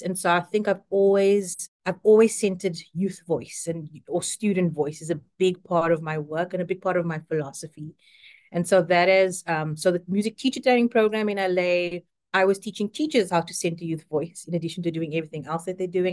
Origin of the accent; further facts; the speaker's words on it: South Africa; moved away as an adult; now in United States; I am South African and have been in the United States for, I think it's now eleven years